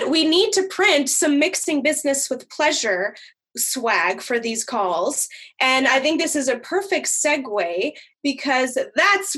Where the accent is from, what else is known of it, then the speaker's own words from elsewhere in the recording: Boston, Massachusetts, United States; now in Minneapolis, United States; I'm actually from the East Coast. I'm from Boston.